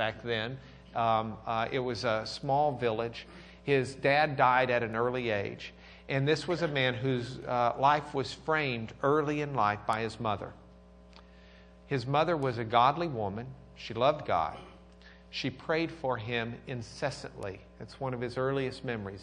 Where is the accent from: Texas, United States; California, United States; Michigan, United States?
Texas, United States; Lubbock; I'm from Lubbock